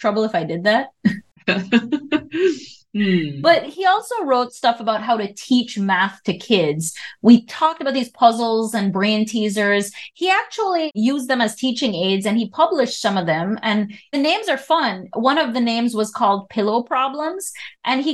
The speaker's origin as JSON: {"language": "English", "country": "Belize", "said": "In Belize, we use the word shilling"}